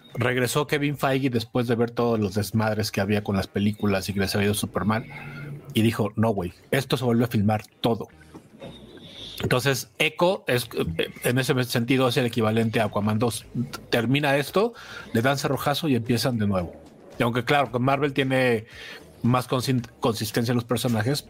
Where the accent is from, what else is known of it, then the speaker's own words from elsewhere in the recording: Mexico City, Mexico; soy de Azcapuzalco